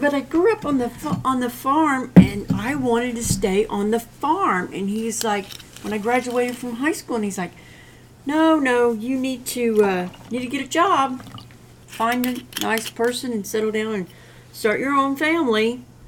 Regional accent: Missouri, United States; I'm born and raised in Missouri

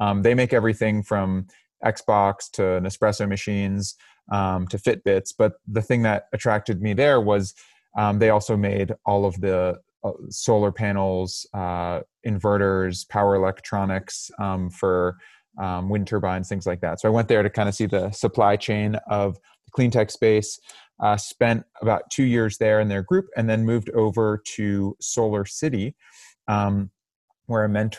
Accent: Cambridge, Massachusetts, United States; I'm originally from Cambridge, Massachusetts

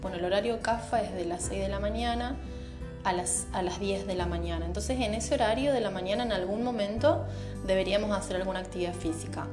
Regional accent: Santa Fe, Argentina; soy de Santa Fe, capital, Argentina

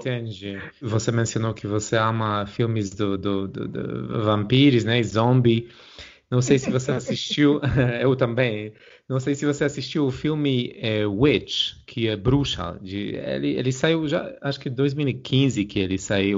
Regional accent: Poland; como polonês

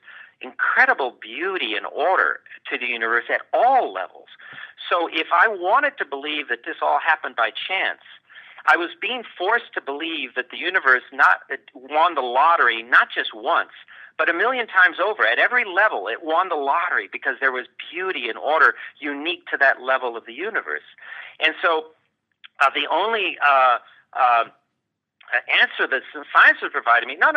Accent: Los Angeles, California, United States; moved away as an adult; also born or lived in Ithaca, New York / Cambridge, Massachusetts; I was born in East Los Angeles. That's the poor part of Los Angeles. And I was raised in a Christian home

